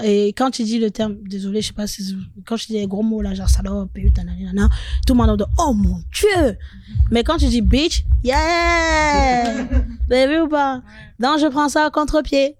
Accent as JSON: {"language": "French", "town": "Paris", "region": "Île-de-France", "country": "France", "also_born_or_lived": "Nantes", "said": "j'étais à Nantes. Et j'ai quitté Nantes pour retourner à Paris"}